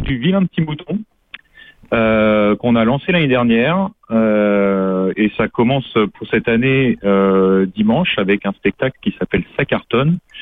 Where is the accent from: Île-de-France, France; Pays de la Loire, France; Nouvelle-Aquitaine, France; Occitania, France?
Pays de la Loire, France; Angers; moved away; je suis d'Angers à la base. je suis angevin